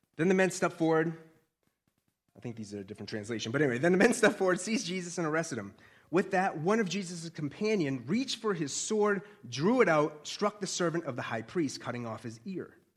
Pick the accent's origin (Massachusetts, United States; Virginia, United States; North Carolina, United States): Massachusetts, United States; Boston; accent: Boston; I'm a Bostonian